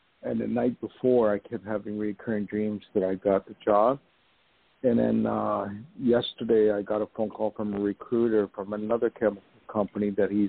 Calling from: New York, United States; also born or lived in Los Angeles; I'm calling from I was going to say Los Angeles, where I used to live. No, I'm calling from New York.

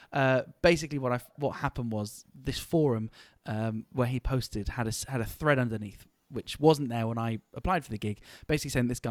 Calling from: the Cotswolds, South West England, United Kingdom; calling in from the Cotswolds in the United Kingdom.

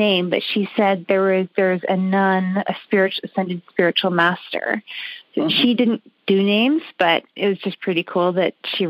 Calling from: Canada; I'm calling from Canada.

